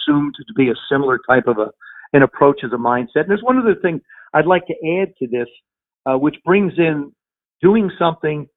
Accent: South River, New Jersey, United States; Growing up in New Jersey, South River, New Jersey, which is right in Middlesex County

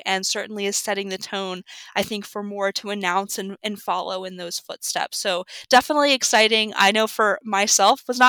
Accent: Southeast, United States; moved away as an adult; also born or lived in Northeast US; born and raised in the Southeast, actually, and made my way up to the Northeast after graduating.

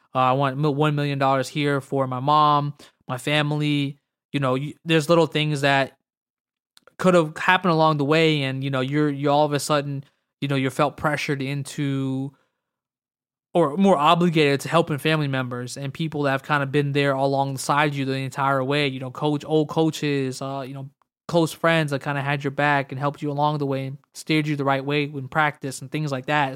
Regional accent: United States

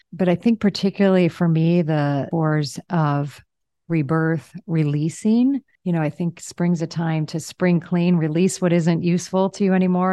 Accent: Michigan or Illinois, Chicago, Midwest, United States; moved away as an adult; now in Zihuatanejo, Mexico; I grew up in the Midwest, in Michigan or, you know, Illinois, Chicago

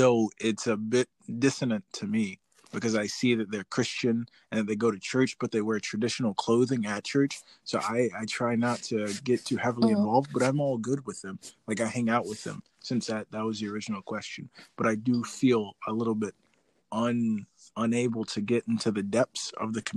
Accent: United States; I was born in the United States

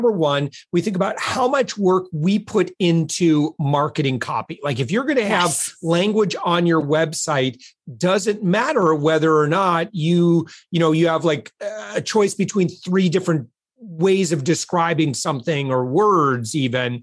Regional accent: Midwest, United States; now in Florida, United States; originally from the Midwest

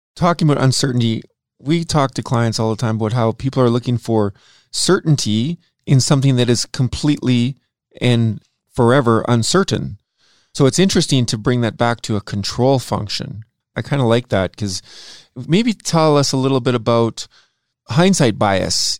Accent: Saskatoon, Saskatchewan, Canada; Greg and I both grew up in a place called Saskatchewan. I grew up in Saskatoon

